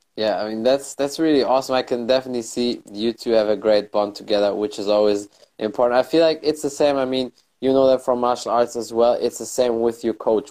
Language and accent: English; Germany; i was born and raised in germany but my family is from morocco